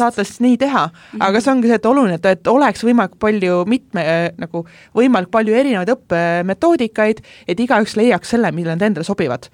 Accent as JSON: {"language": "Estonian", "region": "Pärnu County", "country": "Estonia", "moved": "yes", "lives_now": "Tallinn, Estonia", "said": "ma ise olen üldse Pärnumaalt pärit"}